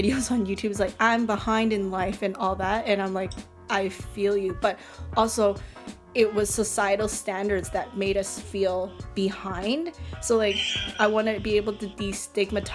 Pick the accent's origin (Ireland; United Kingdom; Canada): Canada; I'm a Canadian born Asian